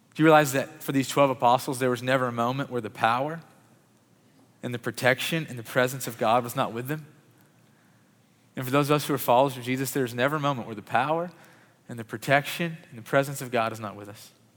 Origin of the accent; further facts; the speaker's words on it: Murray, Kentucky, United States; I grew up in Murray, Kentucky